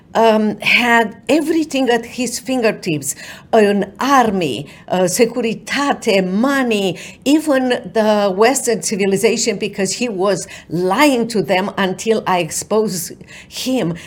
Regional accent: Romania; moved away as an adult; now in United States; for so many years I watched you from overseas, from in Romania

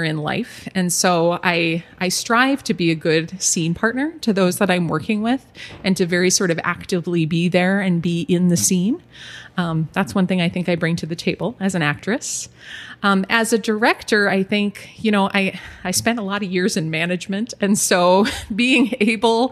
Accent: Aberdeen, South Dakota, United States; now in Sioux Falls, United States; We grew up together in Aberdeen

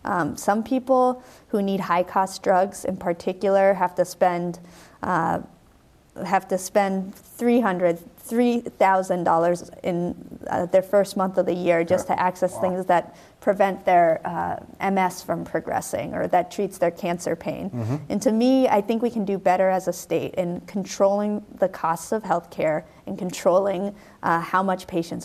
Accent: Brookline, Massachusetts, United States; I grew up in Brookline. I know the Brookline precinct.

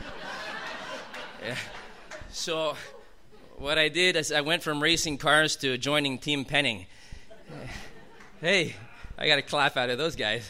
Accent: Montreal, Quebec, Canada; now in Steinbach, Canada; I grew up in Montreal. But, you know, I live in southern Manitoba.

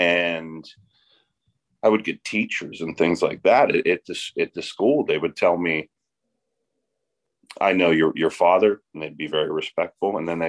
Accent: McKeesport, Pennsylvania, United States; Well, yeah, I'm from McKeesport. That lies on the closest body of water of that is the Yauk River. The second close would be the Monongahela.

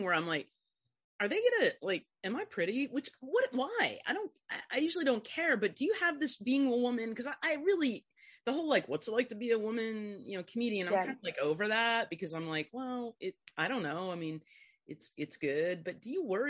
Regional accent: Southern Indiana, United States; moved away; also born or lived in New Orleans; I grew up in Southern Indiana, and when I moved to New Orleans

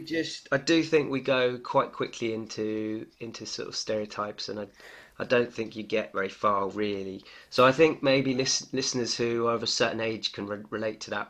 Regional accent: United Kingdom; the way I was brought up in Britain

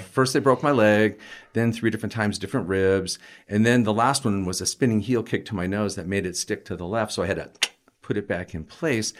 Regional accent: Colorado, United States; also born or lived in Hartford, Connecticut / Portland, Oregon; I basically lived in Colorado my entire life

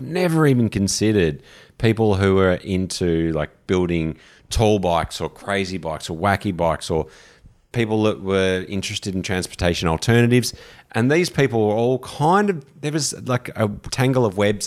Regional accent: Australia; also born or lived in London / Vancouver / San Francisco / New York; being from Australia

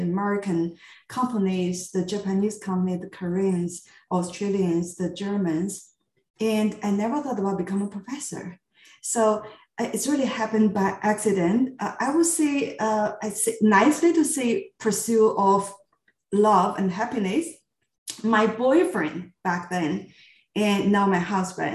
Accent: Qingdao, Shandong, China; moved away as an adult; my hometown, Qingdao, where I grew up

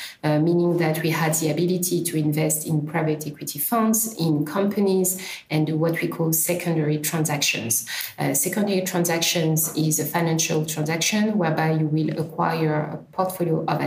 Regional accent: DR Congo; also born or lived in Paris, France / London, United Kingdom; now in Cape Town, South Africa; I'm originally from Congo

